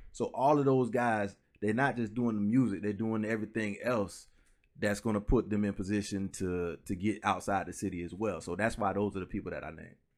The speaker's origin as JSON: {"language": "English", "town": "Orlando", "region": "Florida", "country": "United States", "tie": "born or raised there", "also_born_or_lived": "Pine Hills", "said": "originally I'm from Orlando, so I was born on Mercy Drive in Orlando, which is, like, the project"}